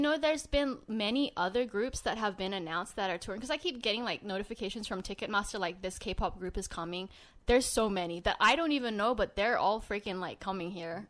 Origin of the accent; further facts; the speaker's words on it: Sydney, New South Wales, Australia; now in Los Angeles, United States; he was born and raised in Sydney, Australia. Same as me.